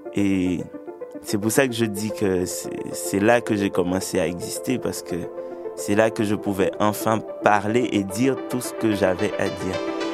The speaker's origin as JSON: {"language": "French", "region": "Sud-Est", "country": "Haiti", "tie": "born or raised there", "also_born_or_lived": "Port-au-Prince, Haiti", "said": "J'ai grandi en Haïti, dans une petite campagne euh, dans le sud-est du pays."}